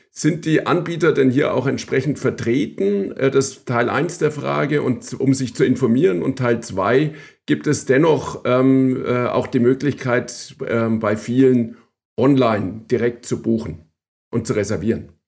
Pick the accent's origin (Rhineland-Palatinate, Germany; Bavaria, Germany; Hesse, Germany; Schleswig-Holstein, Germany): Bavaria, Germany; Ich als äh, Franke